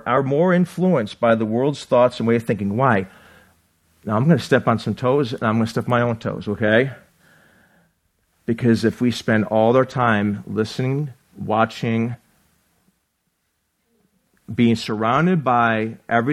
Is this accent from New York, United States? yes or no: yes; Buffalo, New York, United States; now in Arizona, United States; I grew up in Buffalo